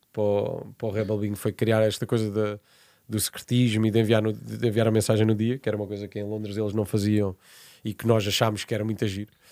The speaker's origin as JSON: {"language": "Portuguese", "town": "Portimão", "region": "Algarve", "country": "Portugal", "also_born_or_lived": "Évora / Lisbon / Spain / Brazil", "moved": "as an adult", "said": "eu vivi até fora de Portimão, que é de onde eu sou"}